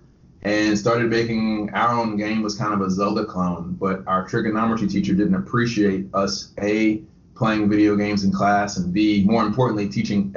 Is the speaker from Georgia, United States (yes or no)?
yes; Conyers, Georgia, United States; moved away as an adult; also born or lived in Statesboro, Georgia; now in Tampa, United States; I grew up right outside of Atlanta in a city called Conyers